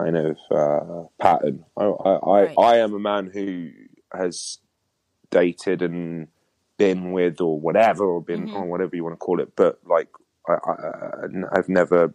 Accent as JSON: {"language": "English", "region": "London", "country": "United Kingdom", "tie": "born or raised there", "moved": "as an adult", "said": "I grew up in London."}